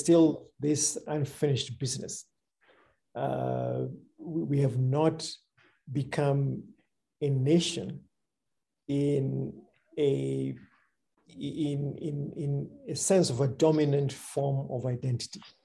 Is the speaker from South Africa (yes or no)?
no; Kenya; I'm a Kenyan and I love my country